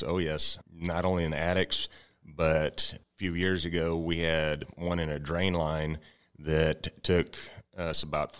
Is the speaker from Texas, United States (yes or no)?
yes; Comfort, Texas, United States; I was taught and raised growing up in Comfort. My family's big name in Comfort, and we've been around for quite a long time.